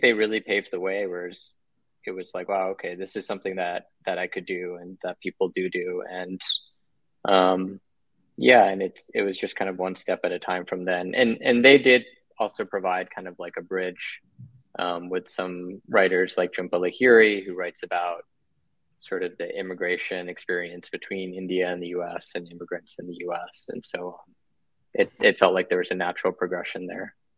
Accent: Bangkok, Thailand; I'm I'm half American, half Thai, and I grew up in Bangkok

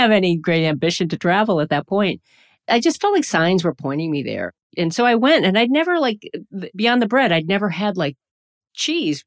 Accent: the urban Northeast, United States; I grew up in the Northeast, in the urban Northeast, so in a Rust Belt city

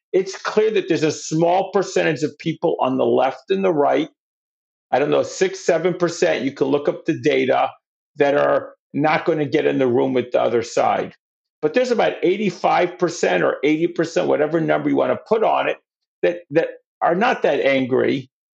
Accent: New York City, New York, United States; I'm from New York

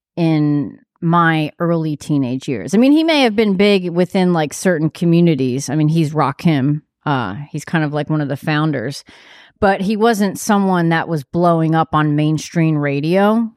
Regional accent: New York, United States; I live in New York. I'm from New York, but I'm not a cool New Yorker

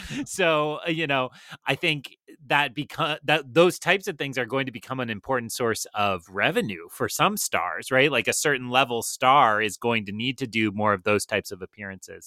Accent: Melrose, Massachusetts, United States; I live in Melrose, Massachusetts

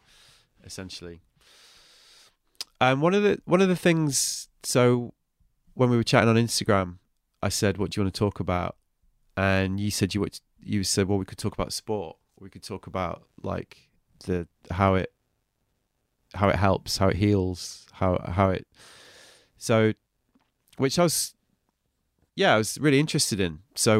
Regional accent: England, United Kingdom; I'm English

